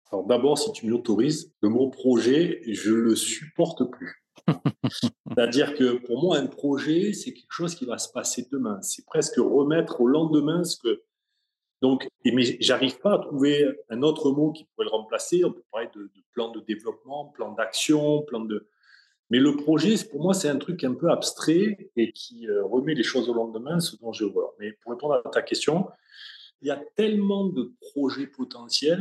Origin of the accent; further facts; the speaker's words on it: Sanary-sur-Mer, Provence-Alpes-Côte d'Azur, France; je suis de Sanary